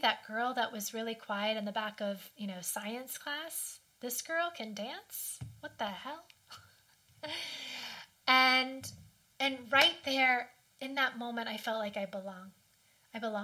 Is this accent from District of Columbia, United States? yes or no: yes; Washington, District of Columbia, United States; I grew up in Washington, the D.C. area